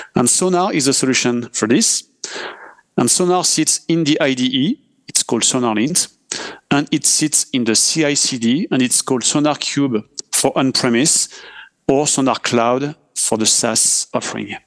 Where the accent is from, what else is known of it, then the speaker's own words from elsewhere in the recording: France; accent: French; English is a second language; I'm French, as uh, we can hear with my accent